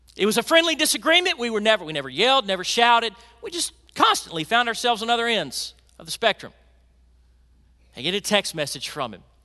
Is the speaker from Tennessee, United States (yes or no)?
yes; Memphis, Tennessee, United States; I grew up in Memphis